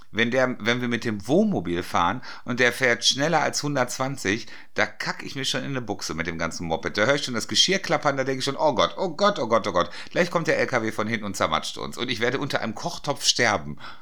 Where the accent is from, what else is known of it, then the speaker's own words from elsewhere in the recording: Dortmund, North Rhine-Westphalia, Germany; im Strobels bei uns in Dortmund gearbeitet